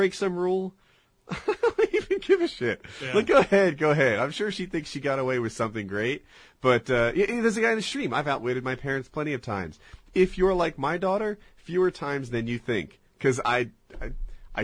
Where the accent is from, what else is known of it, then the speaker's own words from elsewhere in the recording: New Jersey, United States; I was raised in Jersey outside Pennsylvania, outside Philadelphia